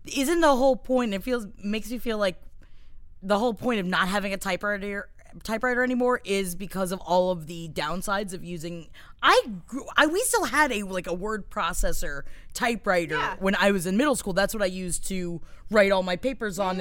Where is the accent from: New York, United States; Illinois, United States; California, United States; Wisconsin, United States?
New York, United States; New York City; I'm Italian from Queens